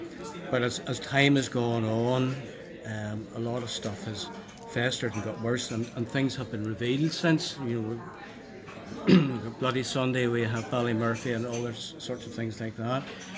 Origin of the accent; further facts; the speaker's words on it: Northern Ireland, United Kingdom; I would probably identify myself as an Irishman.